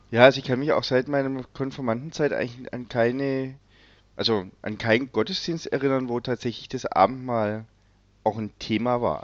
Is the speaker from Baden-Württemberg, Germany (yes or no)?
yes; Löwenstein Hills, Baden-Württemberg, Germany; ich bin ja in den Löwensteiner Bergen aufgewachsen